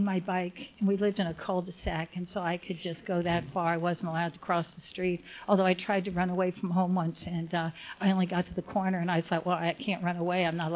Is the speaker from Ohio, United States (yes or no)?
yes; Cincinnati, Ohio, United States; now in Laguna Woods, United States; I grew up in Cincinnati